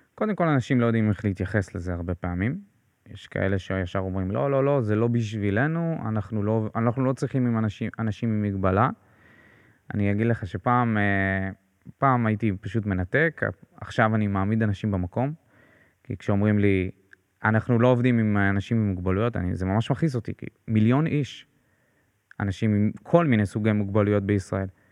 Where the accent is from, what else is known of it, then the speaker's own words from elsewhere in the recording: Beersheba, Southern District, Israel; אני באר שבעי במקור